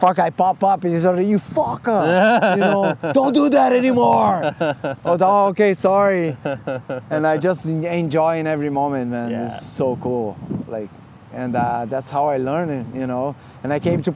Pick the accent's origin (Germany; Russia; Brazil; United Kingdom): Brazil; Rio de Janeiro; growing up in Copacabana